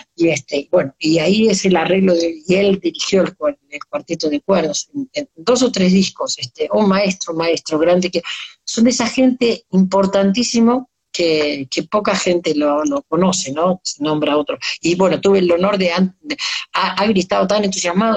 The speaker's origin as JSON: {"language": "Spanish", "town": "Mercedes", "region": "Buenos Aires Province", "country": "Argentina", "tie": "born or raised there", "said": "nos fuimos a Mercedes, a mi pueblo"}